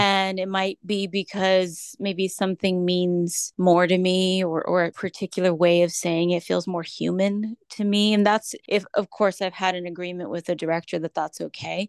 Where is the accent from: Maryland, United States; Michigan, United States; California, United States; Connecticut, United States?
California, United States; San Jose; moved away as an adult; now in Los Angeles, United States; I'm from San Jose, California, specifically East Side San Jose, where I was raised.